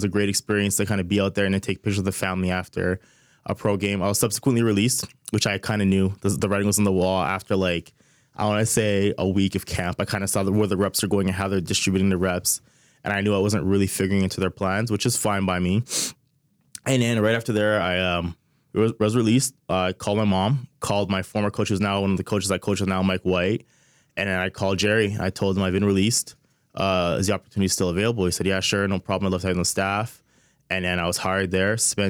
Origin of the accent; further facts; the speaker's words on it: Montreal, Quebec, Canada; moved away as an adult; now in Ottawa, Canada; So I'm from Montreal, born and raised from LaSalle.